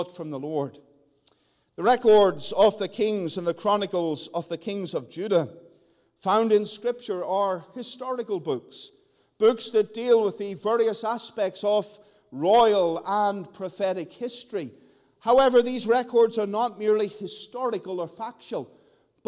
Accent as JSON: {"language": "English", "region": "Northern Ireland", "country": "United Kingdom", "moved": "yes", "said": "back in my home country"}